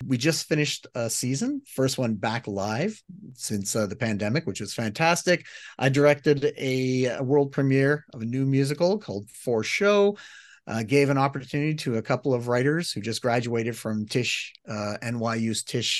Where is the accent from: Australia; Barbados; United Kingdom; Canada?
Canada; accent: Canadian; I'm Canadian, but I'm not that Canadian.